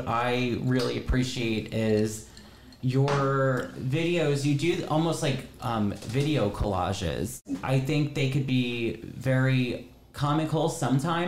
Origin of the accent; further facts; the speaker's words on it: New Jersey, United States; we're from New Jersey